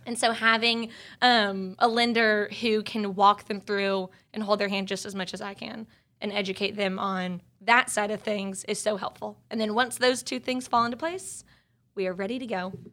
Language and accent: English; East Cobb, Georgia, United States; also born or lived in Grant Park, Atlanta; now in Atlanta, United States; I'm from East Cobb, so I do a lot of business in the suburbs, too